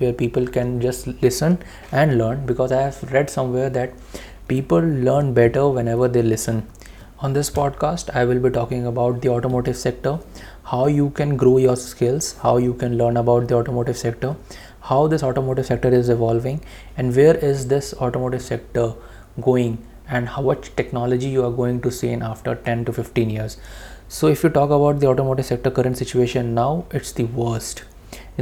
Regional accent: India; as an Indian

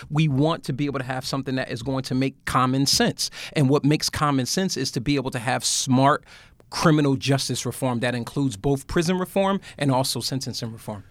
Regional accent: Bridgeport, Connecticut, United States; I'm from Bridgeport, Connecticut

